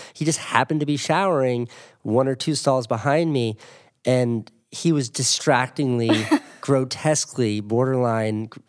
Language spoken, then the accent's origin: English; New England, United States; also born or lived in Boston; I'm from New England. I went to, I lived, used to live in Boston